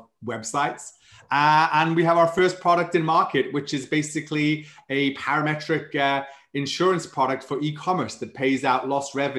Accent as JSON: {"language": "English", "region": "Wales", "country": "United Kingdom", "accent": "Welsh", "moved": "as an adult", "lives_now": "San Antonio, United States", "said": "I'm from Wales, though I've been living in the States now about 12 years"}